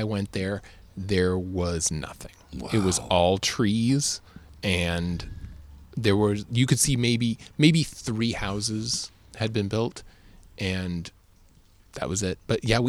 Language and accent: English; Austin, Texas, United States; I mean, I actually had a great time growing up where I grew up here in Austin, where we always had the woods, right.